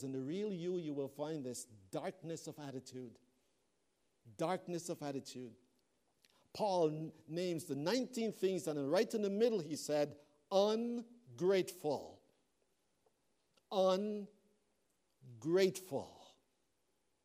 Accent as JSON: {"language": "English", "country": "Canada", "said": "I am a Canadian. That's the passport I travel with. I love this country."}